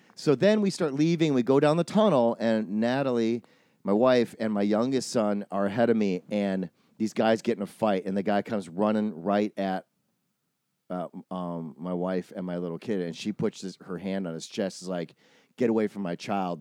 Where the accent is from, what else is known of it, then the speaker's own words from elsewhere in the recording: Wisconsin, United States; I grew up in Wisconsin